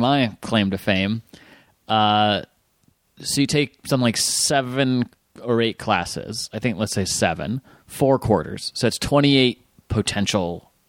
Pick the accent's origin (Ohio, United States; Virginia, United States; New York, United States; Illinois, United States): Virginia, United States; Fairfax; Fairfax, Virginia.